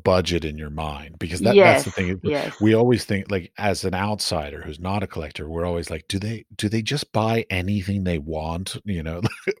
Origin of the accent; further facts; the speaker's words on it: United States; now in Prague, Czechia; The reason why I say this is because I'm from the United States, but I live currently in Prague, and I find that the Prague art market is not very receptive to outsiders.